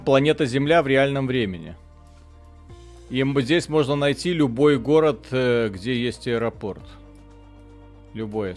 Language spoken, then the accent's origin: Russian; Zhukovsky, Moscow Oblast, Russia; я из Жуковского